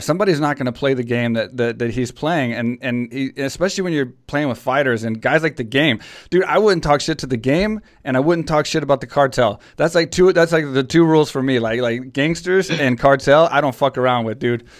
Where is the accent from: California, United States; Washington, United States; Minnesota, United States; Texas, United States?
Texas, United States; now in Thailand; I'm from Texas